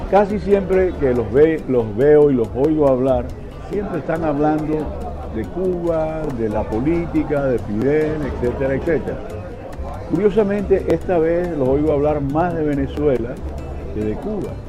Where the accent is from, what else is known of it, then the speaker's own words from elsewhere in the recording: Caribbean Region, Colombia; Colombia, del Caribe, de la parte colombiana